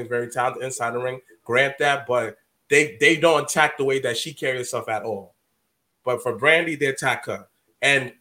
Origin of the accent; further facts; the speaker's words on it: New York, United States; we're from New York